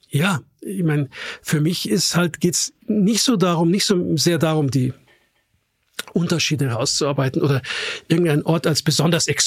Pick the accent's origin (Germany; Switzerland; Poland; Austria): Austria; natürlich dann immer genervt antwortet, ich bin Österreicher.